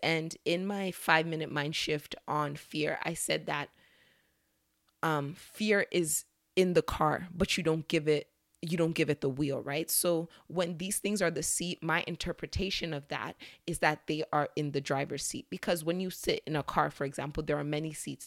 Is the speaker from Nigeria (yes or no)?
yes; Nigeria; As a Nigerian